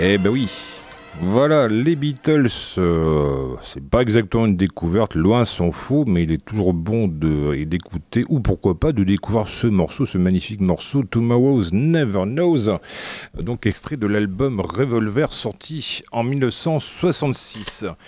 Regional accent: France; accent: Frenchy; mon bel accent Frenchy

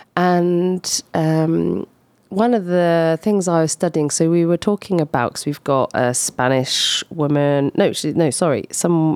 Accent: Scotland, United Kingdom; now in Poitiers, France; I'm Scottish

